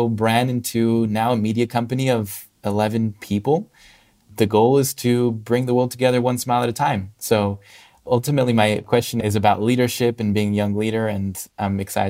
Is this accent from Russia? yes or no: yes; Russia; also born or lived in Spain / Hong Kong; now in United States; I grew up in Russia, Spain, and Hong Kong. When people ask me, where are you from? It's a hard question because there are other layers deeper than that. But I moved to the US about 5 years ago for college.